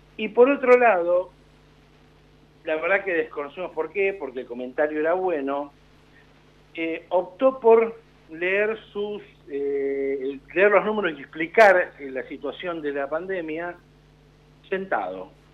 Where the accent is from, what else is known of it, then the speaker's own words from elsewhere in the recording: Argentina; como argentinos